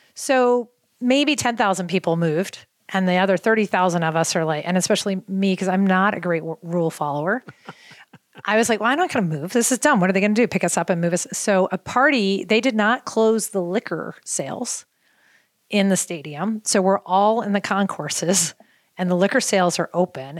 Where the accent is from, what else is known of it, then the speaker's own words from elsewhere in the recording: Baltimore, Maryland, United States; moved away; I grew up in Baltimore